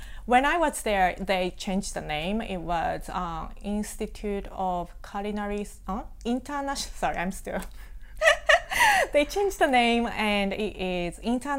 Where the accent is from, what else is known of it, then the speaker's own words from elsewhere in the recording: Hiroshima, Japan; English is a second language; moved away as an adult; also born or lived in Osaka / Australia / West Virginia; now in United States; So I was born and raised in Japan. I was born in Hiroshima, raised in Hiroshima. So I went, after I graduated high school, I moved to Osaka and I went to college there.